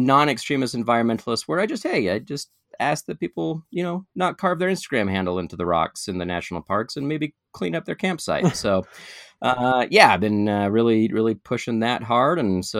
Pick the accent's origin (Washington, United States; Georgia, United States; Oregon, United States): Oregon, United States; Portland; I grew up in Portland, Oregon.